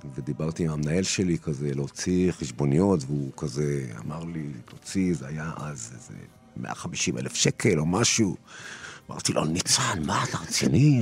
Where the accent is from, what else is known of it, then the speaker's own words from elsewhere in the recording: Israel; also born or lived in Turkey; אני גדלתי בישראל שהיא הייתה, לא נולדתי בה, נולדתי בטורקיה, אבל בתור עולה חדש, גדלתי בישראל